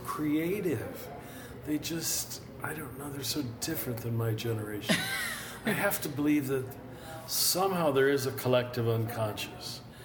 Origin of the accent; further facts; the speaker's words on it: Kansas, United States; I was raised in Kansas Roman Catholic German farmer family.